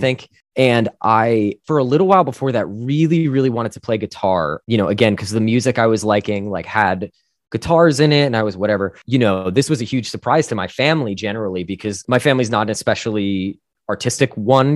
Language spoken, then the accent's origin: English; northern New Jersey, United States; I grew up in New Jersey, uh, northern, nor, northern, northern New Jersey, to be specific.